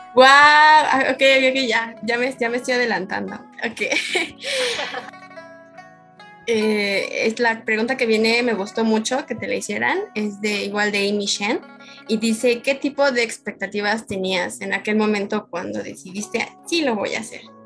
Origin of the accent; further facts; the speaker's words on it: Mexico; yo soy de México